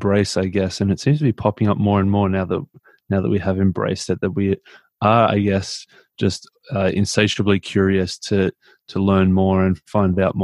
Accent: Melbourne, Victoria, Australia; also born or lived in Mildura, Australia / Papua New Guinea; I'm from Melbourne in Australia. I was born in Mildura, actually, which is like a country town about 8 hours out of Melbourne.

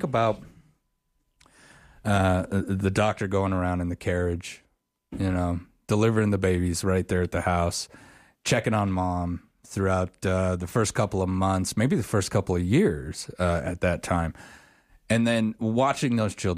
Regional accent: Auburn, Wyoming, United States; I grew up in Auburn, and we had the Smoky Canyon mine right up the road.

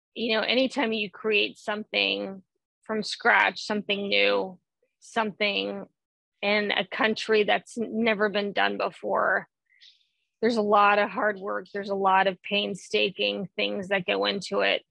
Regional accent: the South, United States; I grew up, I was born and raised in the South

